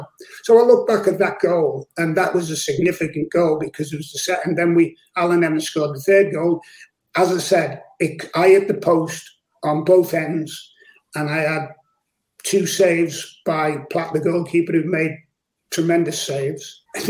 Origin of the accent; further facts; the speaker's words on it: Liverpool, North West England, United Kingdom; also born or lived in Speke; one of my mates who lived in the next village to where I lived in Liverpool, of course, I was from Speak and he was from Garston